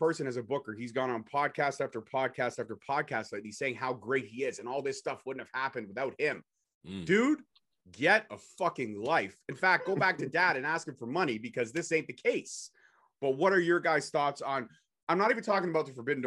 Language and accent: English; Canada; I'm a Canadian boy.